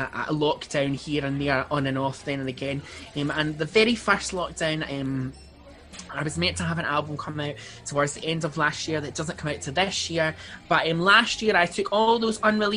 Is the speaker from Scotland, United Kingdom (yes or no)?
yes; Paisley, Scotland, United Kingdom; I'm from Paisley in Renfrewshire.